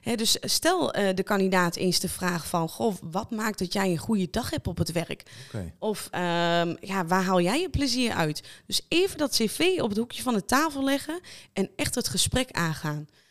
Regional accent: Lichtenvoorde, Gelderland, Netherlands; ik kom uit Lichtenvoorde, 25 jaar

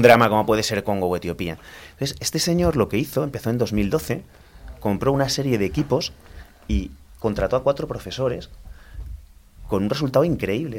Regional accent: Almería, Andalusia, Spain; moved away as an adult; also born or lived in Granada; soy de Almería, estudié informática

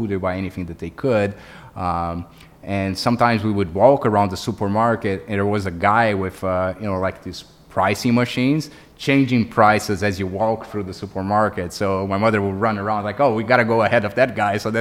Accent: Brazil; English is a second language; moved away as an adult; now in United States; I'm Brazilian, as I said. I grew up in Brazil, and then I came to the U.S.

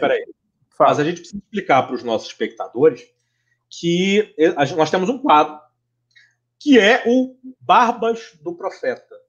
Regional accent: Rio de Janeiro, Brazil; como bom carioca

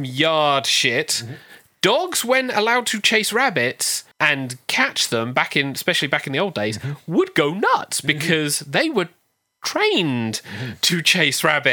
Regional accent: United Kingdom; accent: Hampshire and Devonshire; also born or lived in Hampshire / Devon; I, being Hampshire and Devonshire

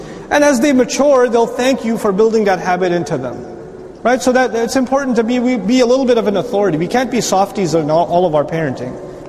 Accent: Dallas, Texas, United States; Assalamu alaikum, I'm from Dallas, Texas.

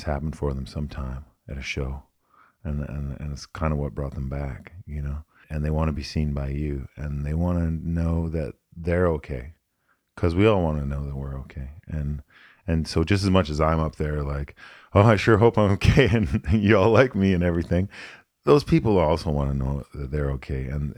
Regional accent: United States; born there; And I was born in the States. I spent a lot of time down here.

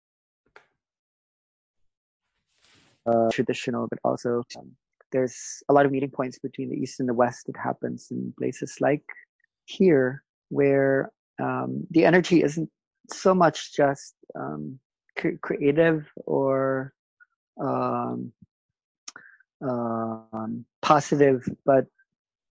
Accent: Philippines; I celebrate my being a Filipino

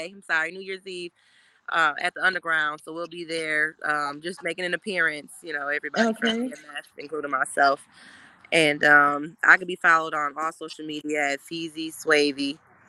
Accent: New York, United States; I'm from New York.

